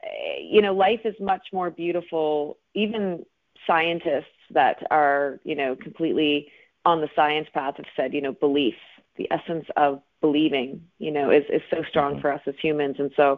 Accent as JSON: {"language": "English", "region": "Atlantic Canada", "country": "Canada", "said": "Well, I am from Atlantic Canada, and I've pretty much lived all over. I spent a bit of time in Toronto and Los Angeles and a little bit of time in New York, but Atlantic Canada is where I call home."}